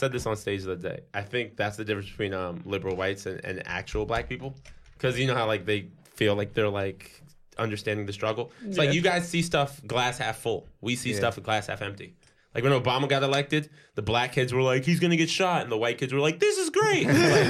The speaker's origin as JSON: {"language": "English", "country": "Jamaica", "said": "Not me. I'm Jamaican."}